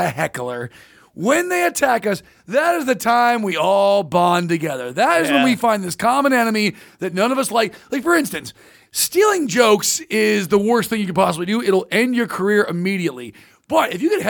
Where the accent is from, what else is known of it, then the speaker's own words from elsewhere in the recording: Orange County, California, United States; I'm from Orange County, California.